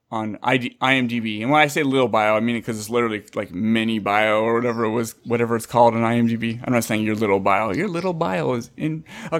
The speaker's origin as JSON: {"language": "English", "town": "San Jose", "region": "California", "country": "United States", "tie": "born or raised there", "said": "I grew up in San Jose, Santa Clara."}